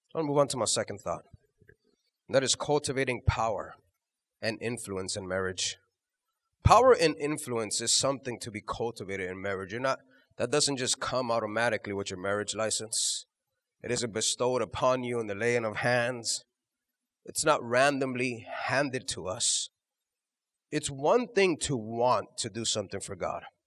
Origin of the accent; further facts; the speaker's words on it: Houston, Texas, United States; we're from Houston